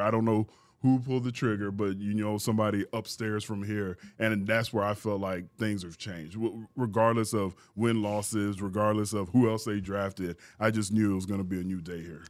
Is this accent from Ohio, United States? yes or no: no; Houston, Texas, United States; also born or lived in San Antonio / Missouri City; play my last three years, you know, in my hometown, to have my parents come to the games.